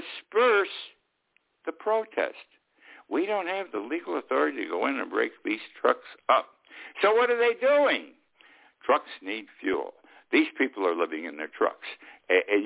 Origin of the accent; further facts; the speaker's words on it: Utica, New York, United States; my hometown of Utica.